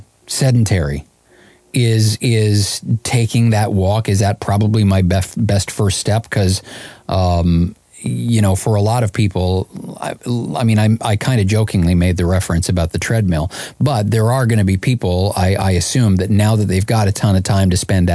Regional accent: Canada; I'm Canadian

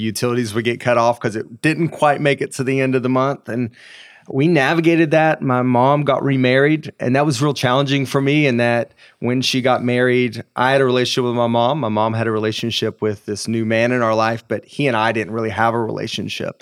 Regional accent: East Tennessee, United States; I grew up in a very small town in East Tennessee.

